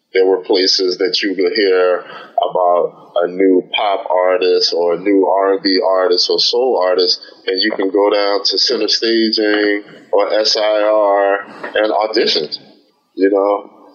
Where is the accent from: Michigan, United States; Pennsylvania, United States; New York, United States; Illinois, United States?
Pennsylvania, United States; Philadelphia; now in Los Angeles, United States; I'm from Philadelphia. I moved to Los Angeles and continued my work.